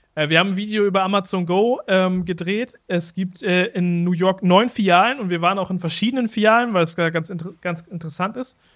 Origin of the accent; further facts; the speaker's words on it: Germany; wir kommen aus Deutschland